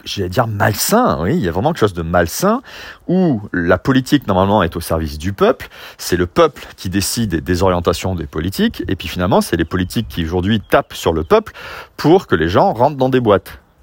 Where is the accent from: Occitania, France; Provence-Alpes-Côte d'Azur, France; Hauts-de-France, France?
Provence-Alpes-Côte d'Azur, France; Fos-sur-Mer; j'ai grandi à Fos-sur-Mer dans une cité industrielle